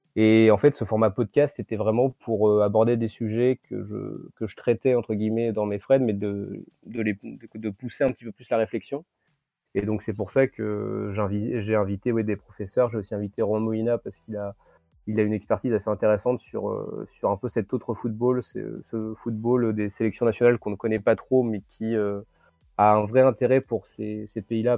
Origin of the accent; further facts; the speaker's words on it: Saint-Germain-de-Lusignan, Nouvelle-Aquitaine, France; dans mon patelin du coin. Donc c'était euh, à Saint-Germain-de-Lusignan, en Charente-Maritime